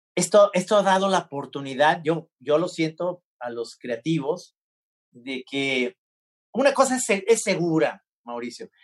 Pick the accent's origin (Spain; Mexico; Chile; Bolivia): Mexico; somos mexicanos